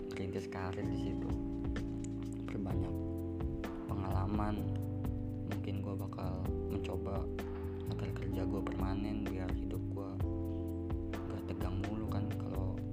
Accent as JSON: {"language": "Indonesian", "town": "Serang", "region": "Banten", "country": "Indonesia", "said": "oh iya jurusan gua jurusan teknik pertambangan asal gua Serang Banten"}